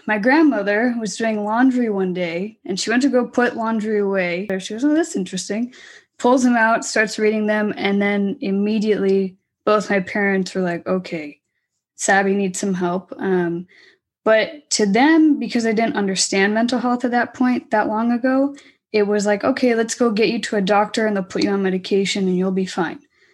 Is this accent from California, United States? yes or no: yes; Orange County, California, United States; I was born and raised in Orange County